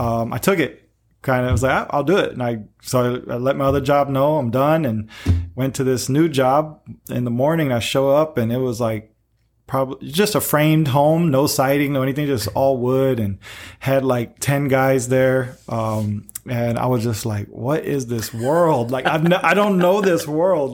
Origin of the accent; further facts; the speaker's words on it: Peoria, Illinois, United States; moved away; I'm in the mainland, uh, in my hometown, Peoria